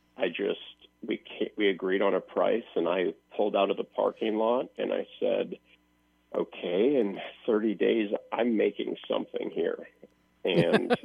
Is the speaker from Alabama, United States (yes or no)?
no; Iowa, United States; moved away; I went back to my hometown in Iowa